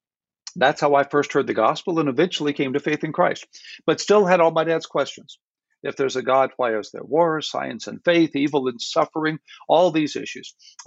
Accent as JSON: {"language": "English", "town": "Houston", "region": "Texas", "country": "United States", "tie": "born or raised there", "said": "I grew up in Houston, Texas, in a wonderful home, but no spiritual life."}